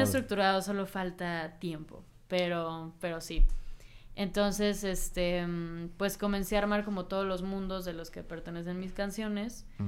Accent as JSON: {"language": "Spanish", "town": "Cancún", "region": "Quintana Roo", "country": "Mexico", "said": "yo soy de Cancún entonces, eh, pues es un pueblo muy chiquito"}